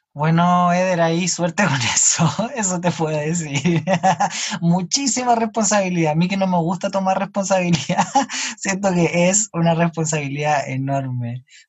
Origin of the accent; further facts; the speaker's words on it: Chile; yo no soy chileno, yo no me considero chileno y nunca viví en otro país